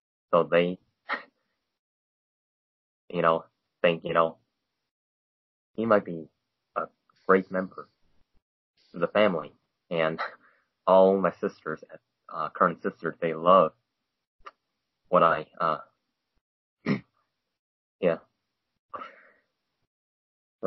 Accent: China; now in United States; I was patriotic to my home country, which is China

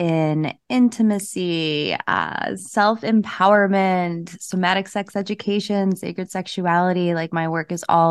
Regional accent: New England, United States; I'm from New England

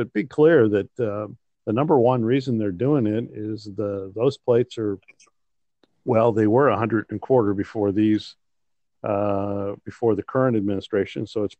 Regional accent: Cleveland, Ohio, United States; also born or lived in Cincinnati, Ohio / Chicago, Illinois; now in Southern Illinois, United States; I was born in Cincinnati, grew up in Cleveland

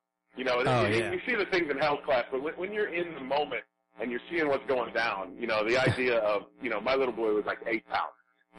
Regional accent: Noblesville, Indiana, United States; when I was born in Noblesville, Indiana, I set the record. I was like 11 pounds when I was born, and like 24 inches, and yeah

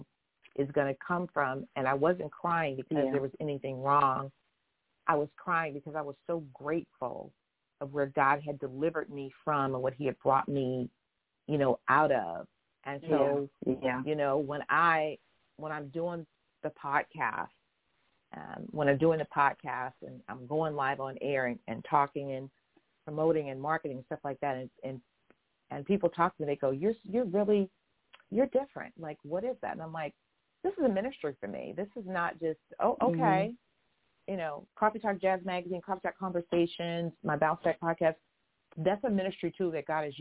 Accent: Houston, Texas, United States; I'm a Southern girl. I'm from Houston. I was born in Harris County

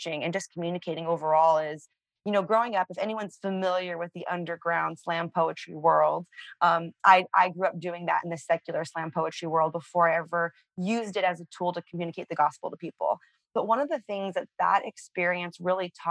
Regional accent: San Francisco, California, United States; I grew up on the streets of San Francisco.

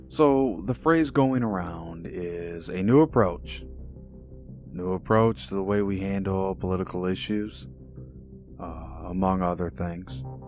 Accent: Illinois, United States; my home state of Illinois

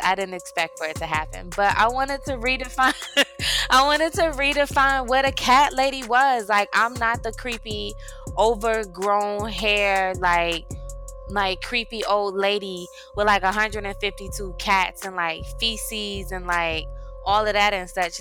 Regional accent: University City, Missouri, United States; moved away as an adult; now in Georgia, United States; I'm originally from St. Louis, Missouri, the Show Me State. U City. Mm-hmm. So I moved down to Georgia about 10 years ago

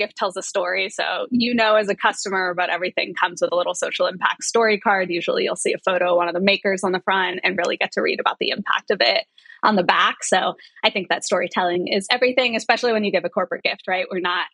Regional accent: New York, United States; now in Los Angeles, United States; I'm from New York

